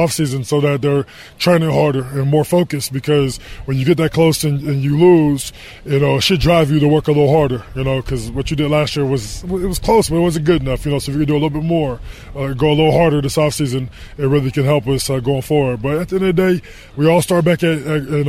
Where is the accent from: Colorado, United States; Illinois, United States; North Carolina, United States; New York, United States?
Colorado, United States; Denver; moved away as an adult; also born or lived in Miami, Florida / Arizona; I grew up in Denver, Colorado, which is a little cold